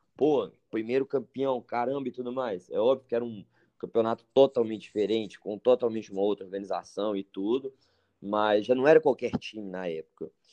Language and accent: Portuguese; Pará, Brazil; moved away; also born or lived in Belo Horizonte, Minas Gerais; meu pai e minha mãe trabalhavam, velho, lá no Pará desde que eu nasci